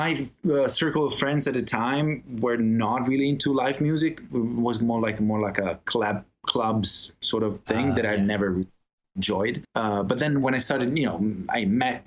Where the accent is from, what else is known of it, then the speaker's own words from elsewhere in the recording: Pisa, Tuscany, Italy; moved away as an adult; now in China; I graduated in Pisa, my hometown